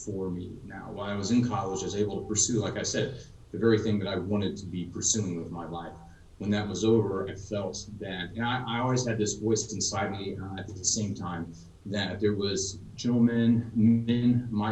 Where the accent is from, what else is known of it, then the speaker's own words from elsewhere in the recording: Texas, United States; I grew up in Texas, graduated high school in 2000.